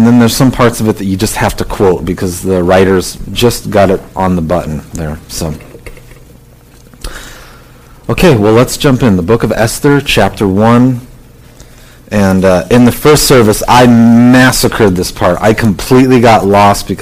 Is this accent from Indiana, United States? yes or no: no; Southern California, United States; I grew up in Southern California.